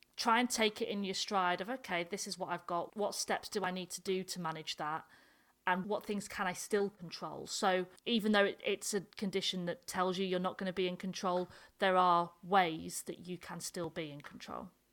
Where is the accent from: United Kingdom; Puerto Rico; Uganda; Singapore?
United Kingdom; the north of England; accent: northern; my northern accent